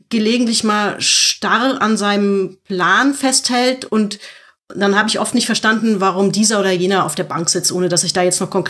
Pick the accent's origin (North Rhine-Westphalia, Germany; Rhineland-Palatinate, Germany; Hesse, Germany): Hesse, Germany; Frankfurt; Und ich bin als Frankfurter irgendwie auch leidgeprüft